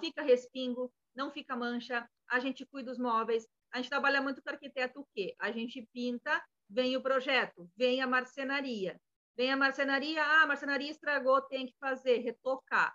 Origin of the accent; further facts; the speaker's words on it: Alegrete, Rio Grande do Sul, Brazil; also born or lived in Balneário Camboriú; now in Florianópolis, Brazil; eu sou natural de Alegrete